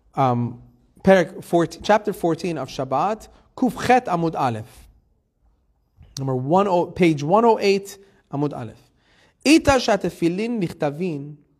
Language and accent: English; Iran; moved away; I was born in Iran. Persian traditional family